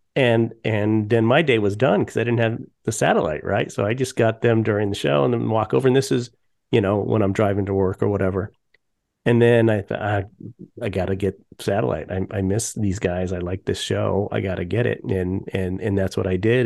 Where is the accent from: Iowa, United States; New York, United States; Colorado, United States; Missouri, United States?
Colorado, United States; I grew up in Colorado